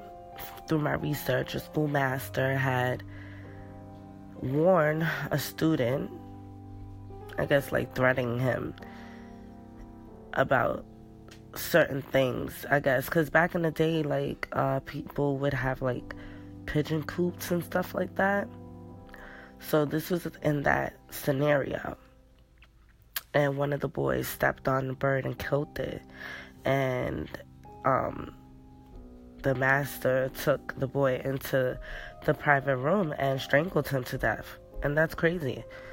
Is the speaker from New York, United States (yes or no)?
yes; New York City, New York, United States; I'm from New York, so New York City.